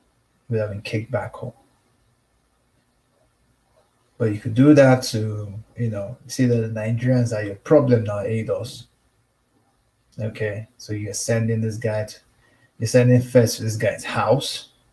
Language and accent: English; United States; I'm American. I'm a pro-Tyrone.